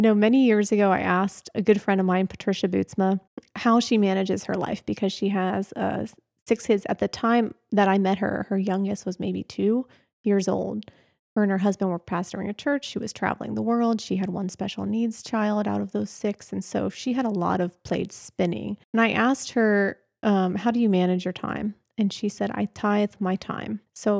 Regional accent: Pennsylvania, United States; Okay. Well, I grew up in Pennsylvania, mm-hmm. so I'm not a native Texan. Although, of course, for all the Texans, I got here as quick as I could. grew up in Pennsylvania

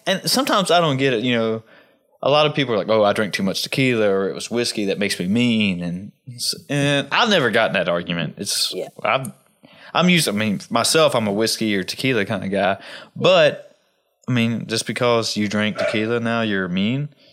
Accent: Southwest Virginia, United States; growing up in Southwest Virginia

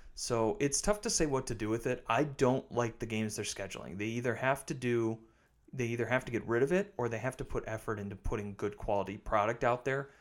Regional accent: River Falls, Wisconsin, United States; I grew up in River Falls.

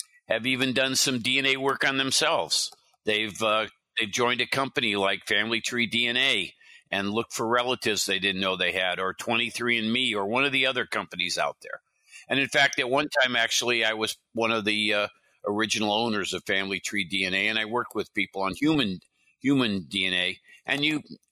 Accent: California, United States; also born or lived in Midwest / Iowa / Wisconsin / New York; I moved to California with my family.

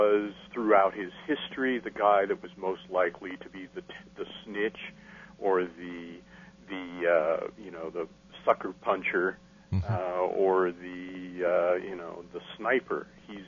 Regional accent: Casper, Wyoming, United States; born or raised there; now in Texas, United States

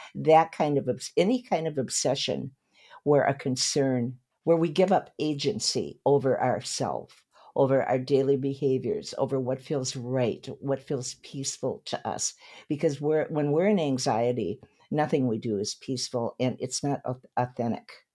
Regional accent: Saint Paul, Minnesota, United States; now in Malibu, United States; My hometown is Saint Paul, Minnesota

